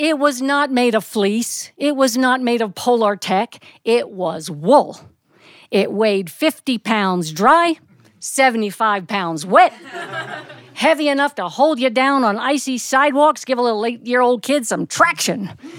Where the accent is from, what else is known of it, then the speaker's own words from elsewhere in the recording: Reading, Pennsylvania, United States; now in Alabama, United States; I grew up in Reading, Pennsylvania.